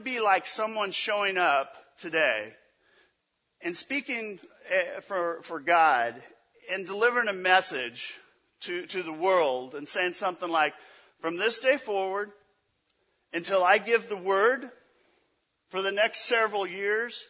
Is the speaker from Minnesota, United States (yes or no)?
no; Memphis, Tennessee, United States; from Memphis, Tennessee. That's where I was born